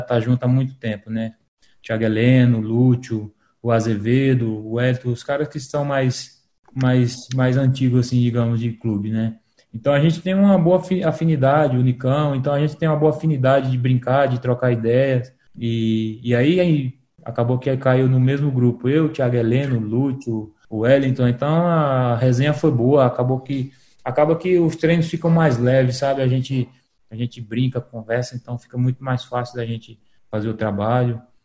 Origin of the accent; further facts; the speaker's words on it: Paraíba, Brazil; moved away as an adult; also born or lived in Caruaru; now in Curitiba, Brazil; Sou da Paraíba, jogo no Atlético Paranaense